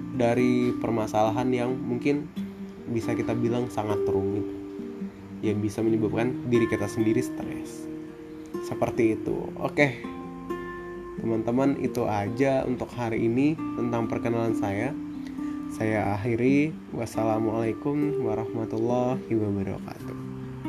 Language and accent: Indonesian; Baturaja, South Sumatra, Indonesia; asal saya dari Batur Raja, Sumatera Selatan, Indonesia